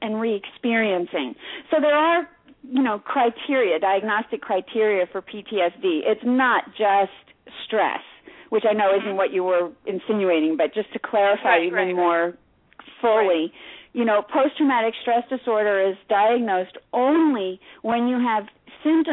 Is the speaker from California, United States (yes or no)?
no; New York City, New York, United States; Which is my hometown